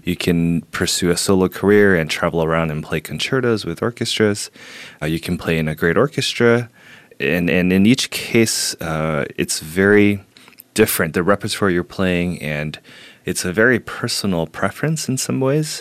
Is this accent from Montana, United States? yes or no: no; Houston, Texas, United States; moved away as an adult; also born or lived in Beijing, China; now in New York, United States; I grew up in Houston